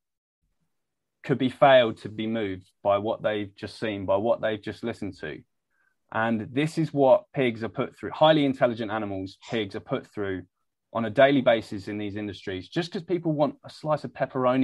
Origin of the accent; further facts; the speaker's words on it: United Kingdom; I'm British